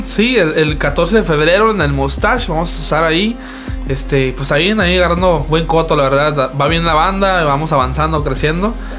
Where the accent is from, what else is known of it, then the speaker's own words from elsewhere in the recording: Sinaloa, Mexico; nosotros somos de Sinaloa